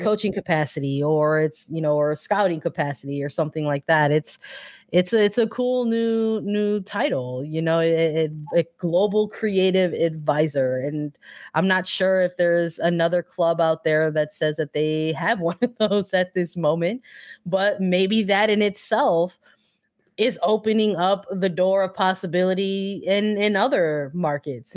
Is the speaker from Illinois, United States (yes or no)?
yes; Chicago, Illinois, United States; I'm from Chicago